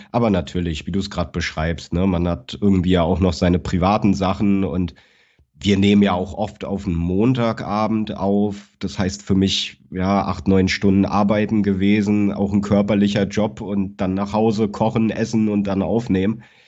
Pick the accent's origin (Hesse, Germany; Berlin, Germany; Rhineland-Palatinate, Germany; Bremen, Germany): Berlin, Germany; moved away as an adult; now in Cologne, Germany; ich bin geboren und aufgewachsen in Berlin-Schöneberg